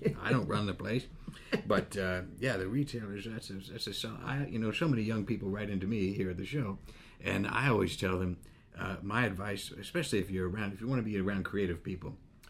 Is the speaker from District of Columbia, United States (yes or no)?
no; Pennsylvania, United States; I grew up in Pennsylvania.